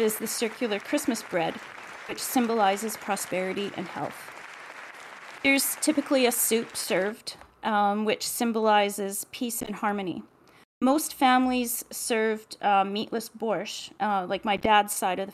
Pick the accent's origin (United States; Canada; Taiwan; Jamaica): Canada; I was born in Canada, but my ancestry is Ukrainian